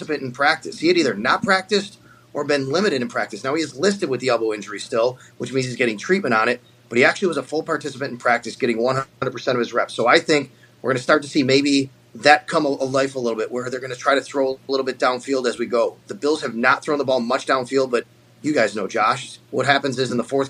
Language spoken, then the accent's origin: English; Buffalo, New York, United States; I grew up in Buffalo.